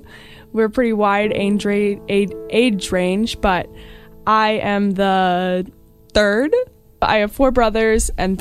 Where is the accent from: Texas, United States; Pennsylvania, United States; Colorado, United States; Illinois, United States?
Illinois, United States; Naperville; now in Chicago, United States; I am a junior at Moody Bible Institute, and I am from Naperville, Illinois, which is like 45 minutes away from here.